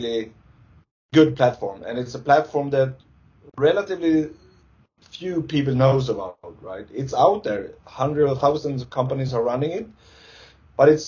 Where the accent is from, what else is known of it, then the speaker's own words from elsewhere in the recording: Stockholm, Stockholm County, Sweden; I'm from Sweden, Stockholm, Sweden